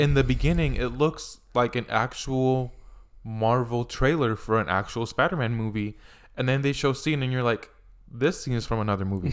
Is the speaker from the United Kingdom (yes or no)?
no; Puerto Rico; moved away; I grew up in Puerto Rico where I would go to the beach literally every weekend